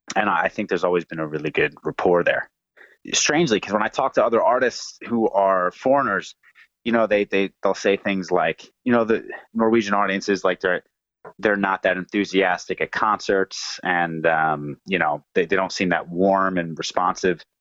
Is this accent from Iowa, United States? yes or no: no; New Jersey, United States; moved away as an adult; now in Oslo, Norway; I live in uh, Oslo, Norway now. I'm from New Jersey, um, and uh, been here for a few years